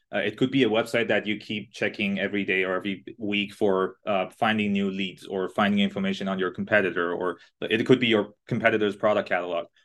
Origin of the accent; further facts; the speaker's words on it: Iran; English is a second language; now in Canada; I was born and raised in Iran, in a smaller city in Iran